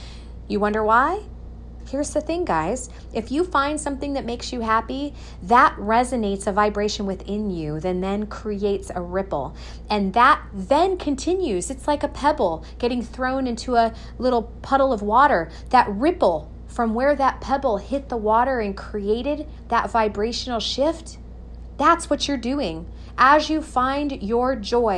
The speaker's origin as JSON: {"language": "English", "area": "Coachella Valley", "region": "California", "country": "United States", "said": "I'm from Coachella Valley, California, one of the beautiful places in the world"}